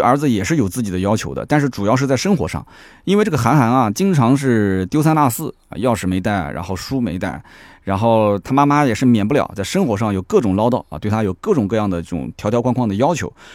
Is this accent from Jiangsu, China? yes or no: yes; Nanjing, Jiangsu, China; also born or lived in Shanghai; 我们南京人基本上不怎么吃这个